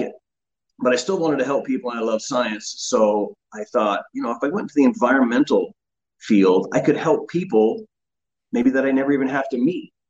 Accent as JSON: {"language": "English", "region": "Oklahoma", "country": "United States", "tie": "born or raised there", "also_born_or_lived": "Huntington Beach, California", "moved": "as an adult", "said": "I grew up in Oklahoma"}